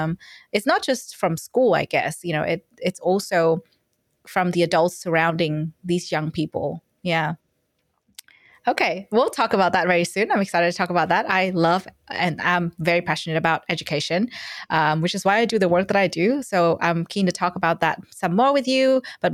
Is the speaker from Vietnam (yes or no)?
yes; Vietnam; now in Australia; because I'm from Vietnam, and education there is very different from Australia. And when I moved here, I was kind of like, oh, wow.